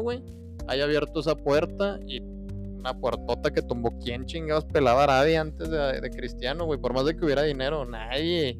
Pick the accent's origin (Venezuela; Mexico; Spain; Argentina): Mexico